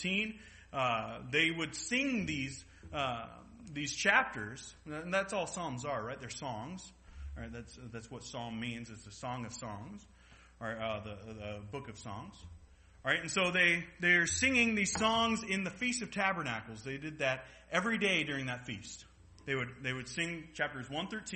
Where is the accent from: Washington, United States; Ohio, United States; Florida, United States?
Washington, United States; Everett; now in Saskatoon, Canada; I'm from Seattle, from the States, and George W. Bush, the president, came to Everett, my hometown